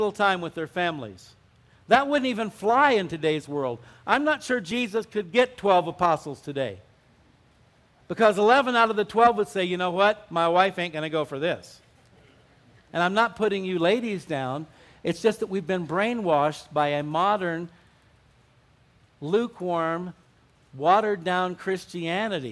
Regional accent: Arizona, United States; moved away; also born or lived in Southern California; I grew up in Arizona

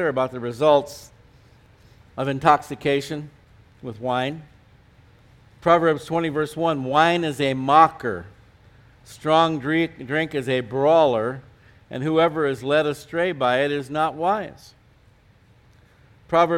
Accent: California, United States; moved away as an adult; also born or lived in Colorado; now in New Mexico, United States; I was from California

